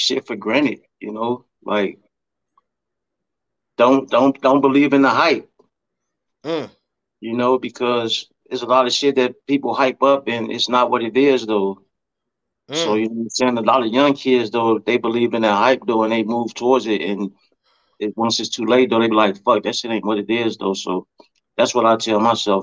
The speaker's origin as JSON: {"language": "English", "town": "Chicago", "region": "Illinois", "country": "United States", "moved": "yes", "lives_now": "Iowa, United States", "said": "I'm from the Shy"}